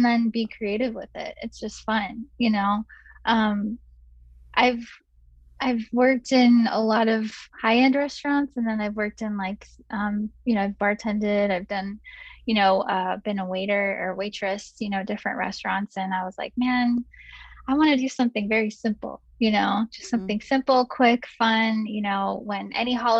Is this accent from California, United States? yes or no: yes; San Francisco, California, United States; also born or lived in Chicago; now in Arizona, United States; originally I'm from San Francisco, and then my mom managed a lot of restaurants up there in the city, and so I grew up living, you know, in the back of the house